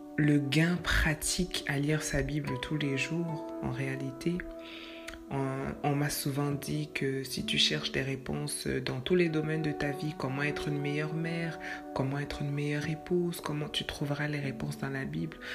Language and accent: French; Quebec, Canada; chez nous au Québec